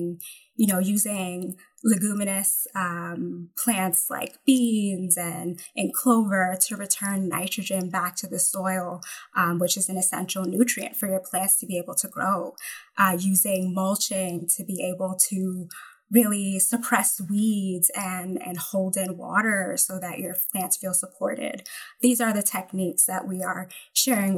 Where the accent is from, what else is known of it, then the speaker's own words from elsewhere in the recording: Jamaica; moved away; also born or lived in New Jersey; as a Jamaican, I'm thinking of, you know, crops that are native to my homeland, like callaloo